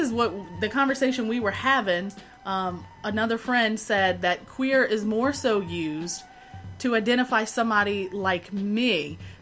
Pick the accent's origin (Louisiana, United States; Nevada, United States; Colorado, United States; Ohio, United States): Louisiana, United States; just outside of New Orleans; I am born and raised in Louisiana, just outside of New Orleans